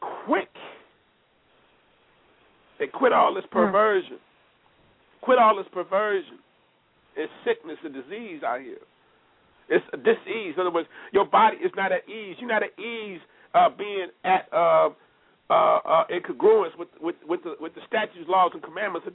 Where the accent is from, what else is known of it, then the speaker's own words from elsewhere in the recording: Los Angeles, California, United States; growing up in Los Angeles